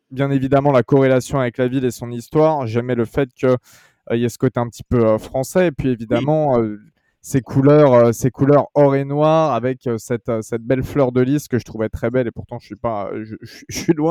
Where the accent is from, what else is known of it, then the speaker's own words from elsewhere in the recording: France; j'ai presque 28 ans. Euh, je suis, qu'est-ce que je fais bah, Je suis un simple, euh, je suis français